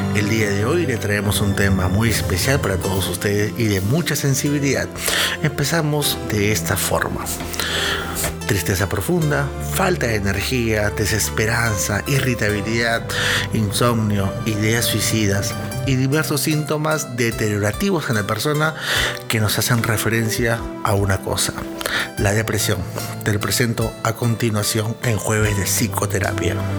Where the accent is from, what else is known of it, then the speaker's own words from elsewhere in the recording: Peru; yo soy de Perú